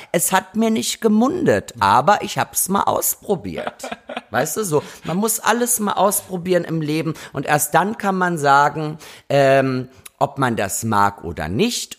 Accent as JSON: {"language": "German", "country": "Austria", "tie": "born or raised there", "moved": "yes", "lives_now": "Berlin, Germany", "said": "Ich war ja gerade in Österreich in meiner Heimat"}